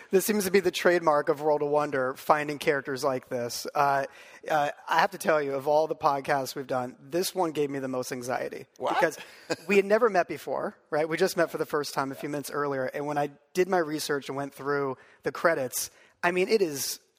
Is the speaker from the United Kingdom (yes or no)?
yes; United Kingdom; we're British